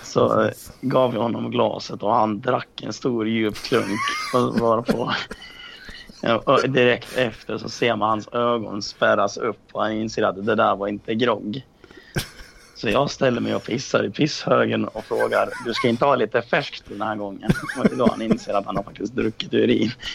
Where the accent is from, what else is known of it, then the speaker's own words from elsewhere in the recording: Dalarna County, Sweden; moved away; När jag var här hemma i Dalarna.